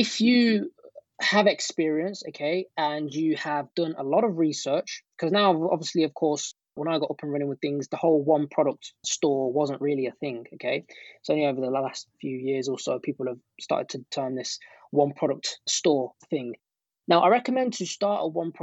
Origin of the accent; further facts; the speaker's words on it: United Kingdom; accent: British; my British accent